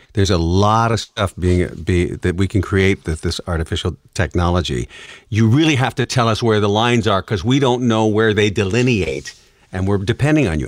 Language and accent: English; Detroit, Michigan, United States; I'm from the Motor City